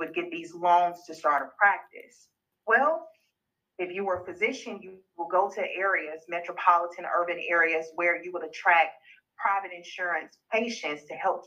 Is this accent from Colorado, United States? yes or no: no; Uniontown, Alabama, United States; also born or lived in Tuscaloosa, Alabama / Selma, Alabama; growing up in these areas, grew up in Perry County and in Selma